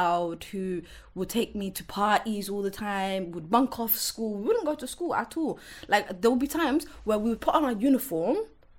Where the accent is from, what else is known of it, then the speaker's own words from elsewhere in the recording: Wembley, London, United Kingdom; I grew up in Wembley.